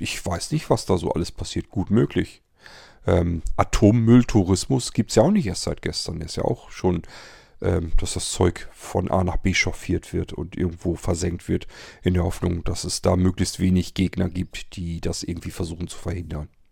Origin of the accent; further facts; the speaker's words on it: Germany; bei uns in Deutschland